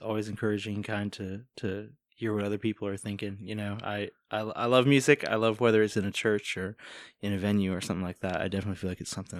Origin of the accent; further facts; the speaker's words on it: Virginia Beach, Virginia, United States; moved away as an adult; now in Northern Virginia, United States; I cannot stop telling people that I'm from Virginia Beach. I grew up there.